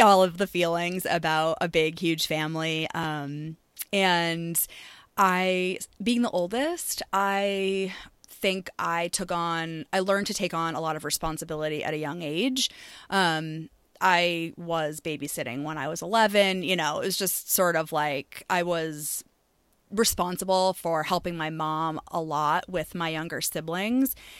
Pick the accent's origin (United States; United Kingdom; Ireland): United States; Maine; moved away; I am from Maine originally, born and raised.